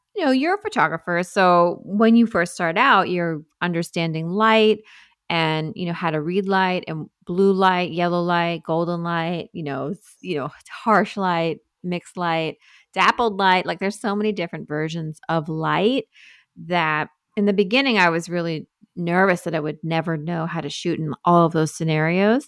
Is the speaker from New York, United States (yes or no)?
yes; Sag Harbor, New York, United States; moved away as an adult; now in Brooklyn, United States; I grew up in Sag Harbor